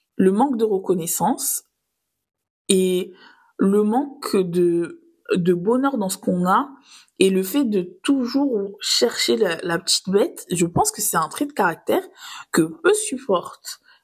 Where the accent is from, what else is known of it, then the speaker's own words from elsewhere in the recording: Nice, Provence-Alpes-Côte d'Azur, France; j'ai grandi à Nice, donc sur les galets.